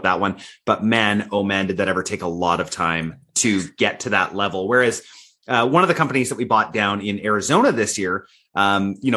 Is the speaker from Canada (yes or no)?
yes; Canada; I'm Canadian